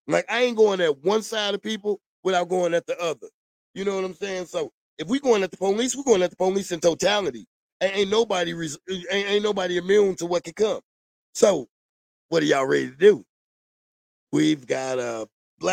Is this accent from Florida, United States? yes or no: no; St. Louis, Missouri, United States; growing up in St. Louis